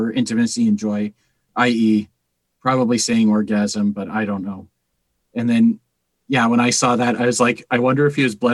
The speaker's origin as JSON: {"language": "English", "town": "Calgary", "region": "Alberta", "country": "Canada", "said": "we are from Calgary"}